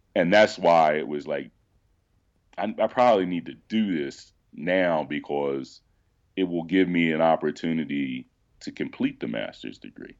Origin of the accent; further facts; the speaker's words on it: Philadelphia, Pennsylvania, United States; moved away; also born or lived in Missouri; I was born and raised in Phil, in Philadelphia, but then my parents moved us out to a suburb that was, like, twenty minutes from the city